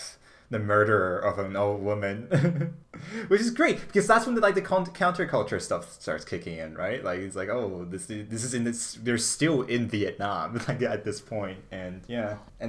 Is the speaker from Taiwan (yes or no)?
yes; Taiwan; moved away